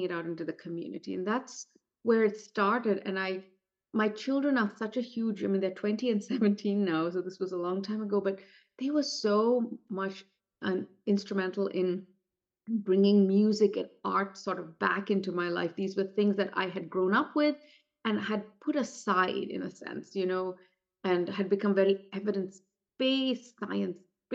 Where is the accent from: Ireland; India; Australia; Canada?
India; moved away; growing up in India.